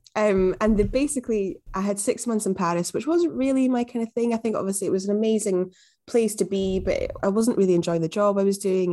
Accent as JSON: {"language": "English", "town": "Glasgow", "region": "Scotland", "country": "United Kingdom", "also_born_or_lived": "Newcastle", "said": "I'm from Glasgow, as you probably can hear"}